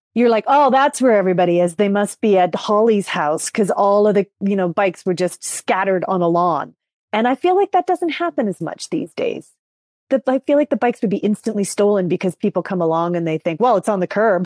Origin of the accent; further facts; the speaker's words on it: Langley and Maple Ridge, British Columbia, Canada; also born or lived in Vancouver; I was born in Vancouver, but then I was raised, uh, about an hour outside of Vancouver in two different towns, Langley and Maple Ridge.